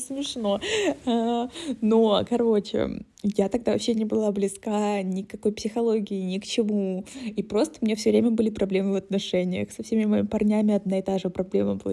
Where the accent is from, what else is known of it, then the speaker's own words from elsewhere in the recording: Krasnodar, Krasnodar Krai, Russia; moved away as an adult; also born or lived in Moscow, Russia / Prague, Czech Republic; now in Germany; мы из Краснодара